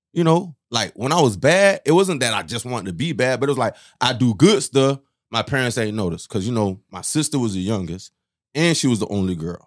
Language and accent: English; West Palm Beach, Florida, United States; first language Haitian Creole; English is a second language; born in West Palm, too. Florida boy.